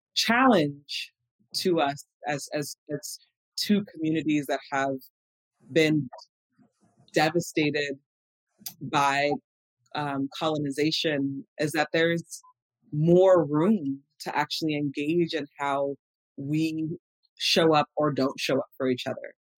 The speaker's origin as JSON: {"language": "English", "town": "Los Angeles", "region": "California", "country": "United States", "tie": "born or raised there", "said": "I I grew up here in in Los Angeles"}